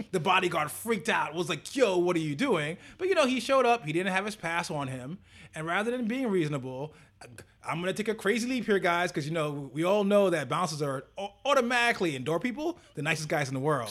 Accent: United States; we're American

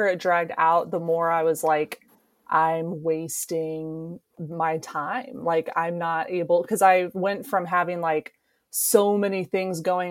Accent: Kansas, United States; also born or lived in Los Angeles; this will be my second winter back in Kansas. I got one away and now I'm back

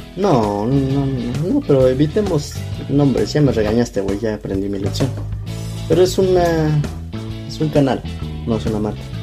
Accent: Mexico; como mexicanos

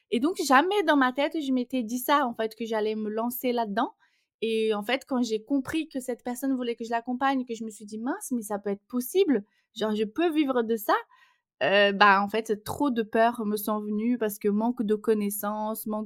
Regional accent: Brazil; accent: Brazilian; French is a second language; Et mon petit accent vient du Brésil pour ceux qui vont l'entendre dans le podcast. Donc je suis brésilienne

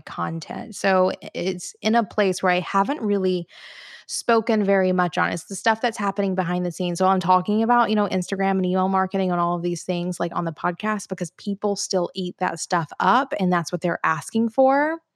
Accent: Florence, Alabama, United States; now in Chattanooga, United States; my hometown, though, Florence, Alabama

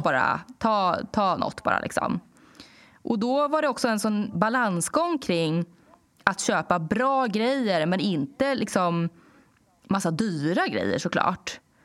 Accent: Danderyd, Stockholm County, Sweden; när jag var yngre och bodde i Danderyd

